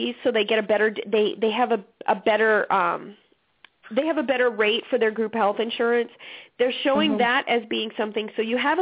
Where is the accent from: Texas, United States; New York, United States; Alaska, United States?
Alaska, United States; moved away; I'm originally from Alaska